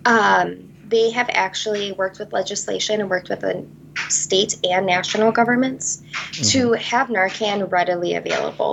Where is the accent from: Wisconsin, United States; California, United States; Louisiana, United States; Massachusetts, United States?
Wisconsin, United States; Vesper; I am originally from Vesper, Wisconsin.